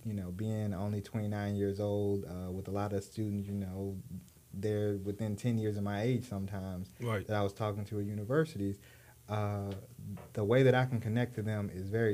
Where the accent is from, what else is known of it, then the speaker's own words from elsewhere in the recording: Texas, United States; I'm from Texas